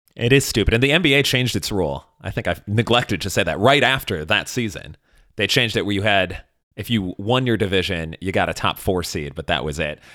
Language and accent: English; Chicago, Illinois, United States; I was from Chicago